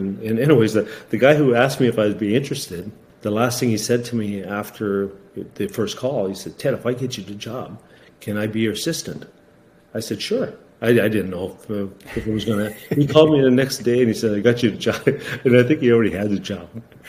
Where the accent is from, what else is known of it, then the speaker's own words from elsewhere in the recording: Garden River, Ontario, Canada; You know, we grew up in Garden River.